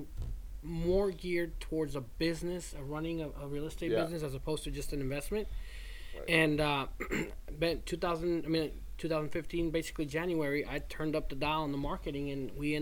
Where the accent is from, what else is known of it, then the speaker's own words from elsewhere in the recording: Houston, Texas, United States; if you're from Houston, only we get it